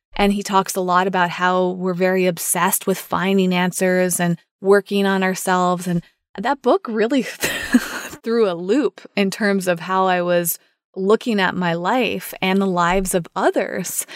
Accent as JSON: {"language": "English", "country": "United States", "said": "for me as an American"}